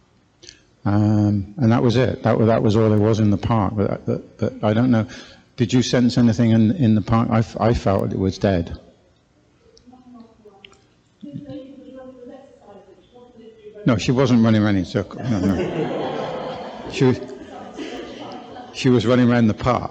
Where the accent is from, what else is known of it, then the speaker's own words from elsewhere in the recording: South West England, United Kingdom; moved away as an adult; we don't come from this part of the world. We come from the southwest originally. You can probably hear it in my accent.